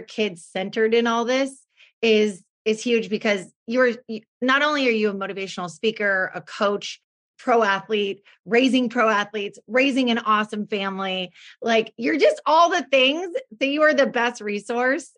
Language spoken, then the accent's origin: English; Oregon, United States; also born or lived in California; now in West Linn, United States; we are originally from Oregon. I always say this, but we lived in California for 22 years.